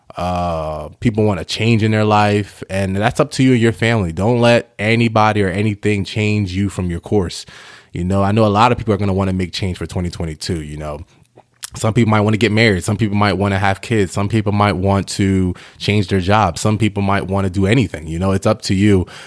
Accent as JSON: {"language": "English", "region": "New York", "country": "United States", "tie": "born or raised there", "also_born_or_lived": "Ghana", "said": "I'm Ghanaian, but I was born in New York"}